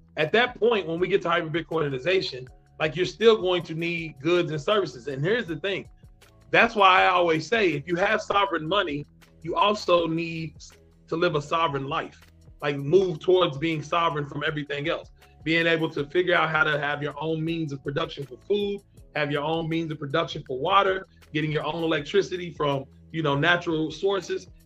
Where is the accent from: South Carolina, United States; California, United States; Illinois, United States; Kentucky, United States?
Kentucky, United States; I am from Kentucky in the United States of America. So that is that is my state.